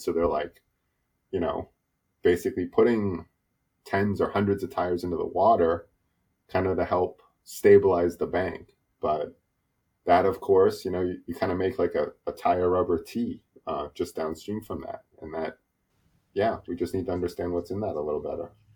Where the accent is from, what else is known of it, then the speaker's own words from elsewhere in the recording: New Hampshire, United States; now in Washington, United States; I grew up in New Hampshire, so I'm, I'm from New England